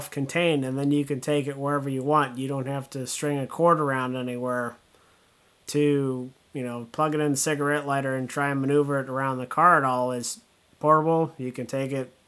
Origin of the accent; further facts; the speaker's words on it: Southern California, United States; when I was a kid growing up in Southern California